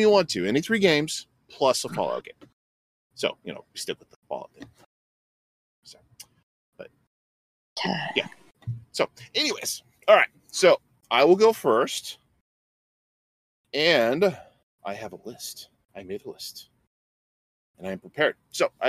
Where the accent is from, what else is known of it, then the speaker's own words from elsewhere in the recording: Alaska, United States; I'm from Alaska